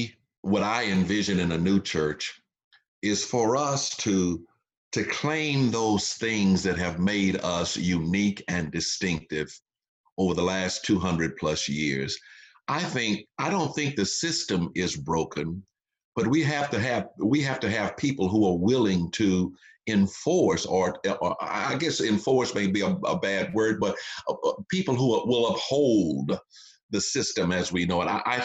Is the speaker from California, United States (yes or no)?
no; Texas, United States; I grew up during the civil rights movement. I was born and reared in the South during the Jim Crow era. I remember the colored water fountains, the segregated facilities, and all of that.